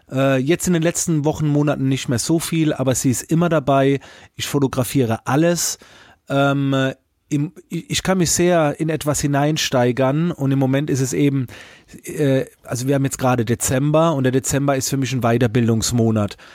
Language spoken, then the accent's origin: German; Baden-Württemberg, Germany; Ich komme aus der Nähe von Heidelberg, habe zwei Kinder, bin glücklich verheiratet